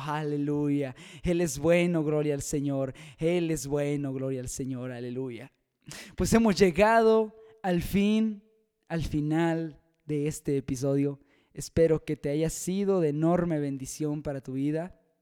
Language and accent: Spanish; Mexico; aquí en mi país México